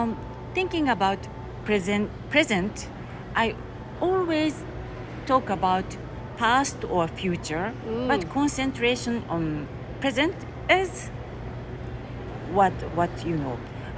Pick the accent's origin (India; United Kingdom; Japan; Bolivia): Japan; Tokyo; I'm from Tokyo. Actually, it is a next city to Tokyo, Kamisaki.